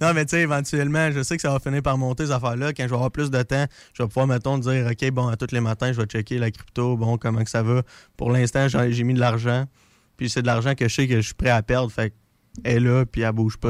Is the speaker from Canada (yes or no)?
yes; Drummondville, Quebec, Canada; moved away as an adult; now in Lévis, Canada; je viens de Drummondville